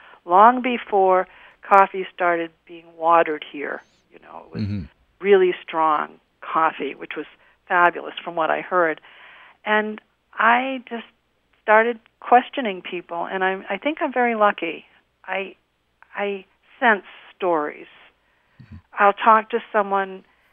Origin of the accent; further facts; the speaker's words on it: Boston, Massachusetts, United States; moved away as an adult; also born or lived in Maine; now in Salt Lake City, United States; growing up in Boston, you live among diversity